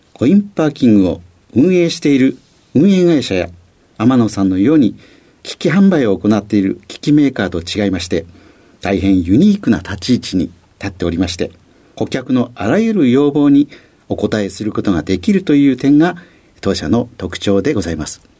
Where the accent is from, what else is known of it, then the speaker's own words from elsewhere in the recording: Fukui, Japan; 出身は福井県でございます